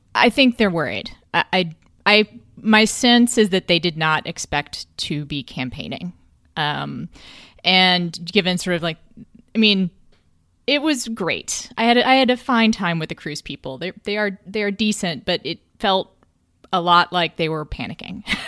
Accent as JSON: {"language": "English", "region": "Texas", "country": "United States", "said": "I'm from Texas"}